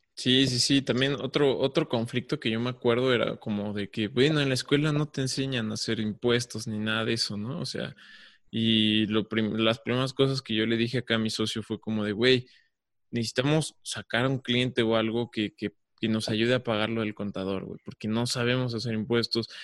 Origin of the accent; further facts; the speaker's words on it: Mexico; yo estoy aquí en México